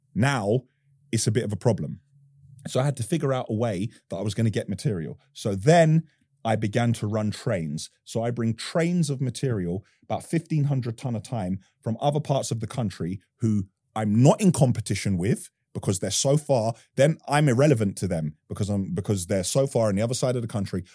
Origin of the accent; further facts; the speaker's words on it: London, United Kingdom; I'm born and raised in Northwest London